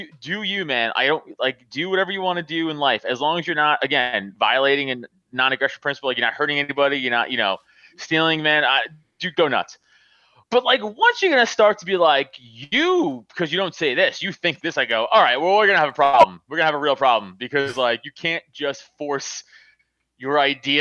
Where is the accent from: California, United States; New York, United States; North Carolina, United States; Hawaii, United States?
New York, United States; New York City; moved away as an adult; now in Pennsylvania, United States; I grew up in Staten Island, which is, like, Republican Central.